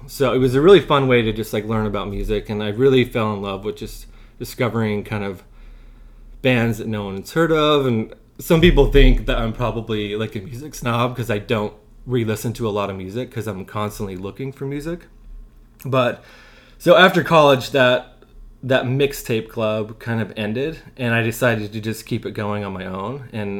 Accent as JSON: {"language": "English", "region": "Wyoming", "country": "United States", "tie": "born or raised there", "said": "I grew up like near Jackson Hole and Grand Targhee and Driggs."}